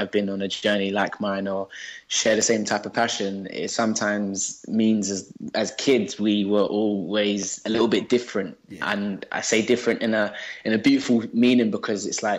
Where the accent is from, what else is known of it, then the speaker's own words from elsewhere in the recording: London, United Kingdom; now in Surrey, United Kingdom; I grew up in Southeast London, and I grew up with my three other cousins and my mum